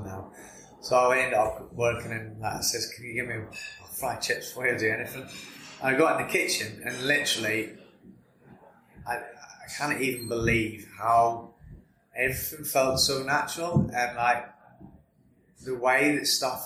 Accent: Larne, Northern Ireland, United Kingdom; moved away as an adult; now in England; Originally from Northern Ireland, a little town called Larne, which just north of Belfast

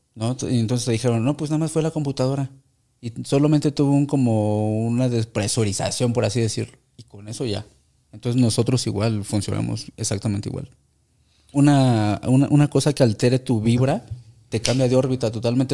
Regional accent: Mexico; lo que hacemos los mexicanos cuando vamos al mundial

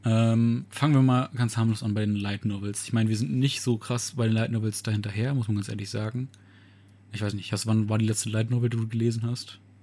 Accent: Germany; bei uns in Deutschland

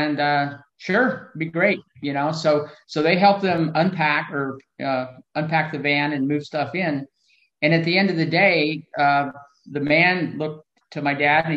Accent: Huntsville, Alabama, United States; I was born in Huntsville, Alabama in 1954

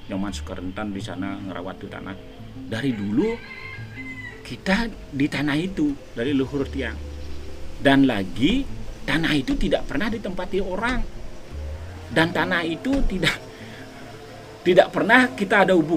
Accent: Pagan, Bali, Indonesia; kami satu keluarga lahir di Pagan ya. dan waktu saya kecil aja area itu semua sawah Polda Bali itu sawah semua ya.

